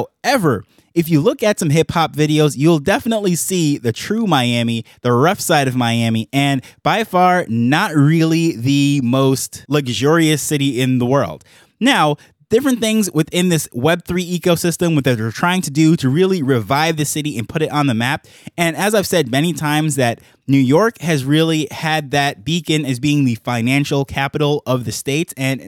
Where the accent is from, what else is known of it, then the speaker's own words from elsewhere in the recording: Jamaica; now in United States; when I came to the US from Jamaica, that was the first city that I landed in. That's where we flew into from Jamaica, and that was my contact point with the country.